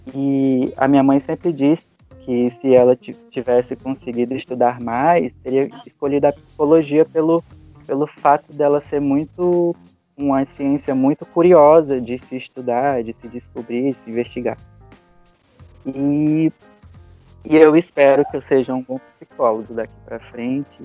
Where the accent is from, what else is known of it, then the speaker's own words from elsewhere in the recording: Rio Branco, Acre, Brazil; E eu sou natural daqui de Rio Branco mesmo